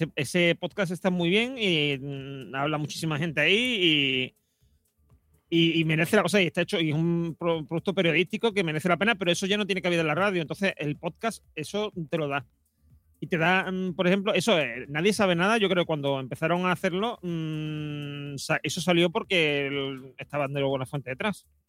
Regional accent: Madrid, Community of Madrid, Spain; accent: Madrid; le hablo con, con acento de Madrid

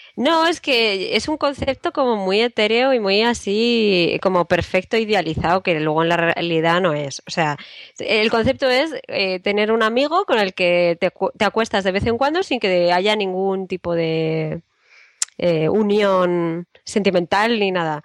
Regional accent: Spain; also born or lived in Madrid; los españoles también vamos a clases de idiomas

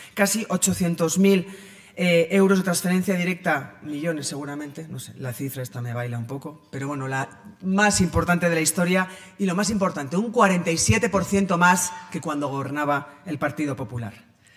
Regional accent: Pamplona, Navarre, Spain; Yo nací en Pamplona en 1975 y allí he desarrollado mi carrera personal y eh, profesional

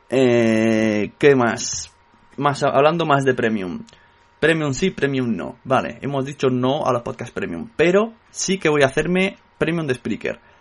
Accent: Catalonia, Spain; soy catalán

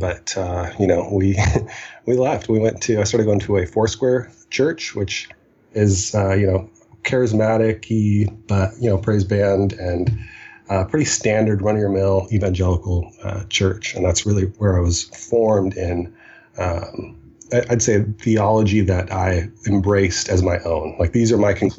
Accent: Seattle, Washington, United States; born or raised there; also born or lived in Cairo, Egypt / Iowa

